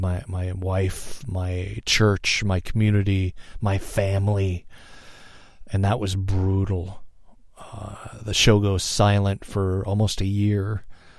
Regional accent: United States; here in the States as an American

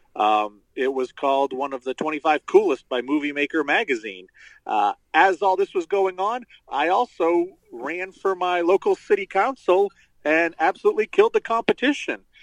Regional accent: Central Maine, United States; I was uh, born and raised in uh, Central Maine. Still live here.

